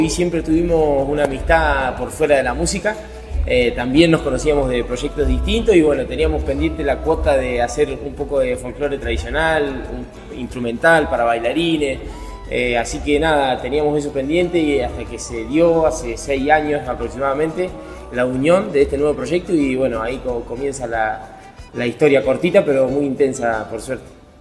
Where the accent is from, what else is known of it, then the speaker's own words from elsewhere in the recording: Santa Rosa, La Pampa, Argentina; Somos el entrevero de Santa Rosa La Pampa